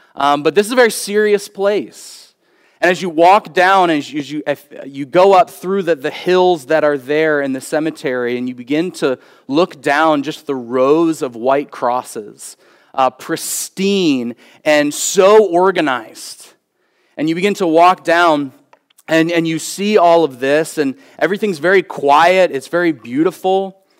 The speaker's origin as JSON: {"language": "English", "town": "Philadelphia", "region": "Pennsylvania", "country": "United States", "tie": "born or raised there", "moved": "yes", "said": "growing up on the East Coast. Um, and, uh, be living in, uh, Philadelphia"}